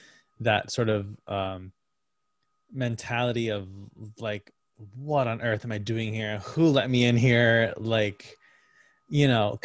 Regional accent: Connecticut, United States; I went to a tiny community college in my home state of Connecticut for theater arts.

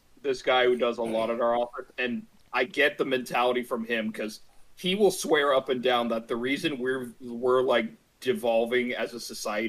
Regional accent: Canada; Now, since I'm Canadian, I'm legally obligated to be ignorant and white.

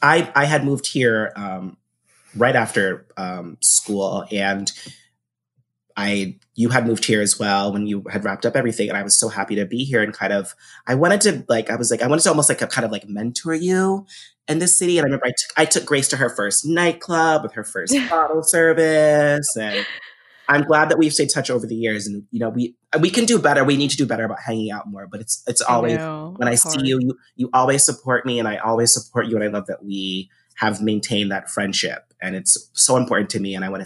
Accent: Massachusetts, United States; also born or lived in North Carolina; I'm originally from Massachusetts, but I finished high school. I graduated high school in North Carolina. My family at the time was military

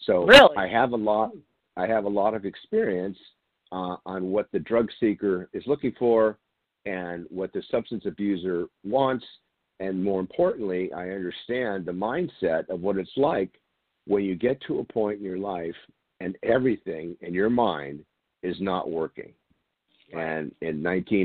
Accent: San Diego, California, United States; I grew up here in San Diego, still here in San Diego, California

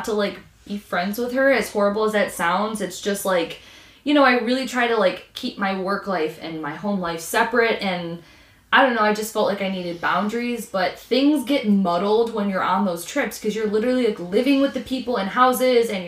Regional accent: Michigan, United States; we're from Michigan, but we're down here

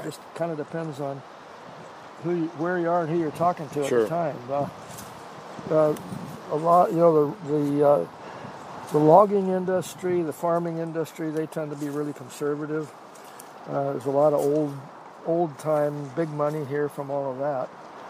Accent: Eugene, Oregon, United States; also born or lived in Perry Lane, Stanford, California; now in Scappoose, United States; Yeah, I grew up in Eugene. I was born in Eugene.

